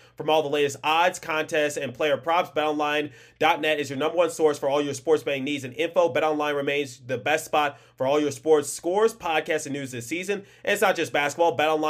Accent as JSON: {"language": "English", "town": "Philadelphia", "region": "Pennsylvania", "country": "United States", "said": "I'm from Philadelphia"}